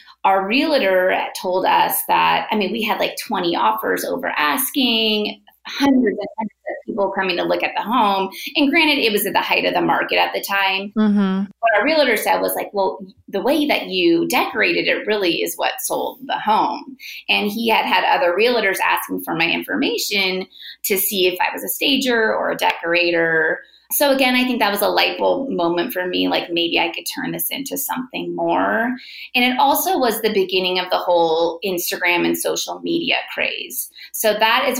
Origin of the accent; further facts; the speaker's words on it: Bay Area, Northern California, United States; I am born and raised in the Bay Area, Northern California.